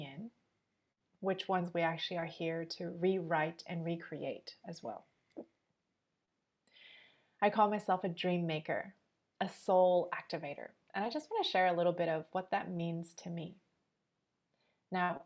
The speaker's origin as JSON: {"language": "English", "town": "Montreal", "region": "Quebec", "country": "Canada", "tie": "born or raised there", "moved": "yes", "lives_now": "Sydney, Australia", "said": "I'm born and raised in Montreal, and now I'm currently living in Sydney"}